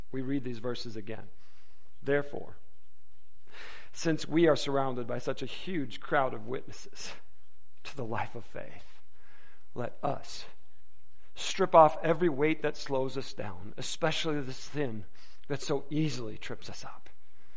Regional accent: Detroit, Michigan, United States; moved away; I was born and raised in the Detroit metro area

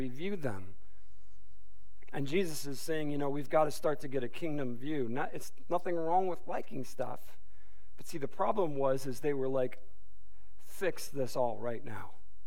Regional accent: Detroit, Michigan, United States; I'm from the Detroit Motor City area

